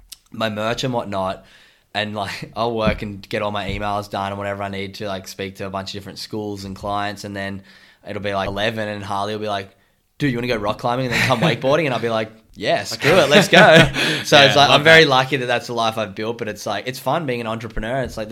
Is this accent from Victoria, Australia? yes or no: no; Sydney, New South Wales, Australia; now in Gold Coast, Australia